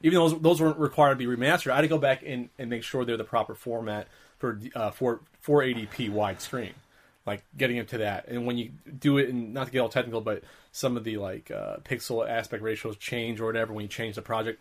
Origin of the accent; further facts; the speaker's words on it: New Jersey, United States; now in California, United States; I'm used to growing up in Jersey, where everyone's Catholic